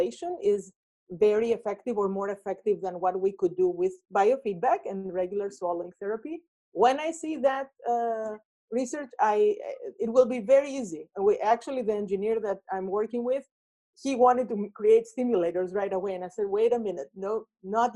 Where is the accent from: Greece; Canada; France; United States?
Greece; moved away; my home country, Greece